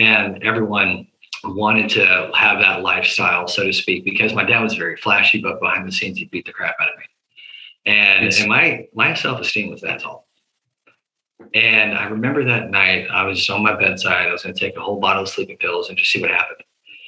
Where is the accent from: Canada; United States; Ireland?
United States; the South; We're from the South